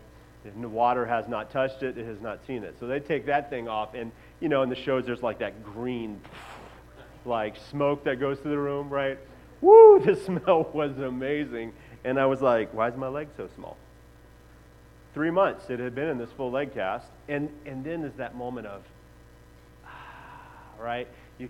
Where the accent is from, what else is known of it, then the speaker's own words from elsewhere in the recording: Xalapa, Veracruz, Mexico; But growing up in Mexico, I lived in Jalapa, Veracruz, which is where the word jalapeno peppers comes from